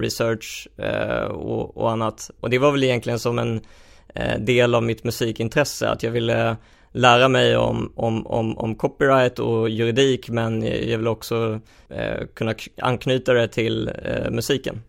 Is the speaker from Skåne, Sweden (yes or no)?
yes; Helsingborg, Skåne, Sweden; jag växte upp i, i Helsingborg